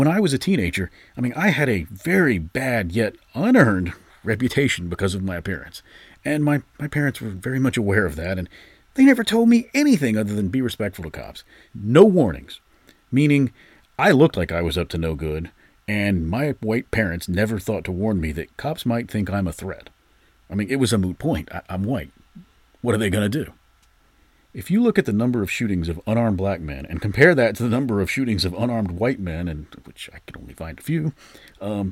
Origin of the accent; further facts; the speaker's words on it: Georgia, United States; my home state of Georgia